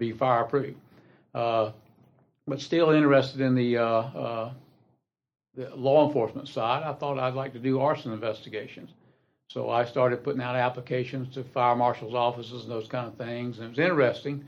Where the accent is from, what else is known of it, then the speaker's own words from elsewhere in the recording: Columbia, South Carolina, United States; moved away as an adult; now in Anderson County, United States; I was born in Columbia and went to high school there